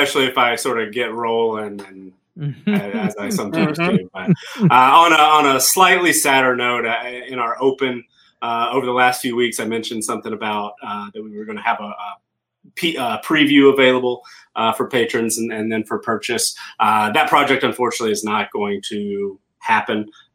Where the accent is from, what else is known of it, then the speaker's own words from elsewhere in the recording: the South, United States; accent: Southern; But I every once in a while my Southern accent will slip out on a particular word, yes, too, but I lost the majority of my accent long ago, I think.